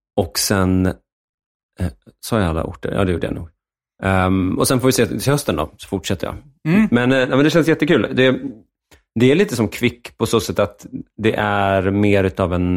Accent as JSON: {"language": "Swedish", "town": "Enviken", "region": "Dalarna County", "country": "Sweden", "tie": "born or raised there", "also_born_or_lived": "Stockholm", "said": "Jag är född i Stockholm, men eh, uppväxt i, i, Dalarna"}